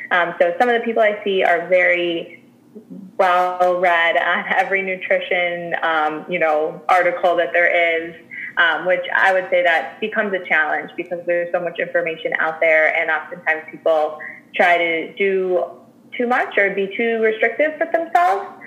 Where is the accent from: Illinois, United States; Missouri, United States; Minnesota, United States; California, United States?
Illinois, United States; Chicago; I'm born and raised in Chicago